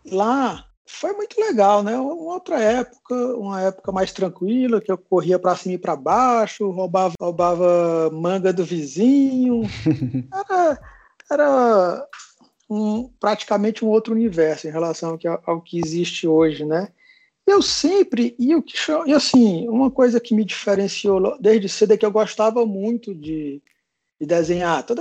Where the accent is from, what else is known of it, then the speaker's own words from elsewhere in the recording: Fortaleza, Ceará, Brazil; now in São Paulo, Brazil; Bem, eu sou de Fortaleza e eu vim para São Paulo para fazer a graduação.